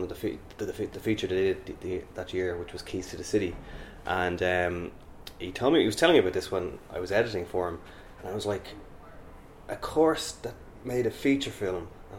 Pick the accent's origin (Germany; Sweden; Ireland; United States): Ireland; Dublin, Leinster; I'm also from Dublin.